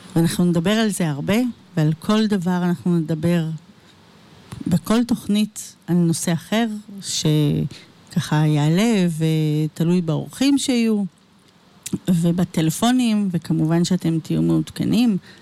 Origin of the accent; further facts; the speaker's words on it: Ra'anana, Central District, Israel; נולדתי, אה, באמצע מלחמת יום כיפור, וגדלתי ברעננה